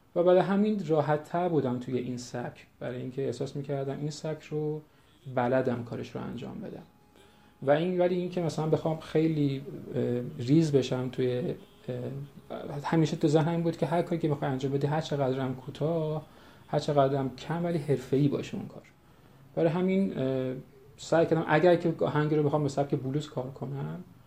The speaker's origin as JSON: {"language": "Persian", "country": "Iran", "said": "ما حقیقتا ایرانی هستیم"}